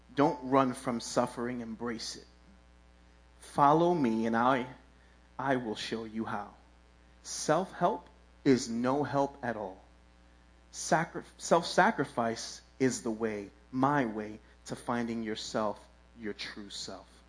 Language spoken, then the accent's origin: English; New York City, New York, United States; I grew up in Williamsburg.